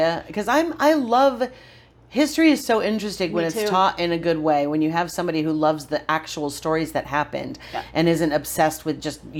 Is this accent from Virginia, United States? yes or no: no; Johnstown, New York, United States; moved away; my hometown, which is Johnstown, New York, Podunk, upstate New York